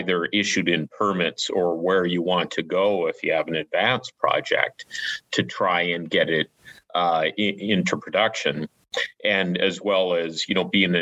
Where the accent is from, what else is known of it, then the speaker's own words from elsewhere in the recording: Stewart, British Columbia, Canada; my hometown of Stewart